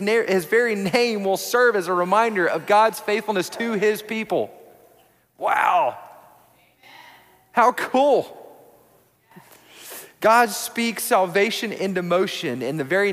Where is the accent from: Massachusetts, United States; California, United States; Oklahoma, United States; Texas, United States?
Texas, United States; Odessa; also born or lived in Houston, Texas; So when I was a kid, we moved to Houston. We moved from Odessa, Texas, all the way to Houston